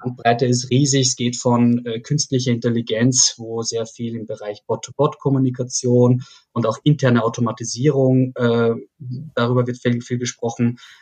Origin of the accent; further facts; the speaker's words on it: Salzkammergut, Upper Austria, Austria; moved away as an adult; also born or lived in Graz; now in Berlin, Germany; ich äh, bin gebürtiger Österreicher, komme aus Oberösterreich, aus dem schönen Salzkammergut, bin dort groß geworden